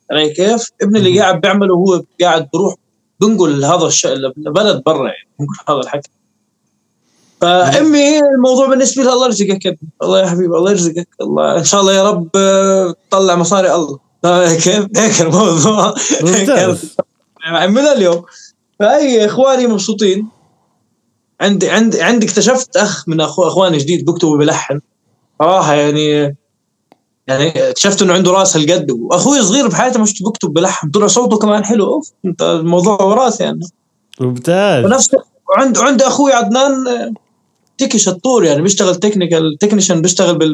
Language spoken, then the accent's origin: Arabic; Irbid, Irbid Governorate, Jordan; moved away; كتبت اغنيه عن موضوع طلعت من اربد انه وبتوصف حالتي انا بهذيك الفتره آه بس آه ليش آه الاسباب اللي طلعت فيها من اربد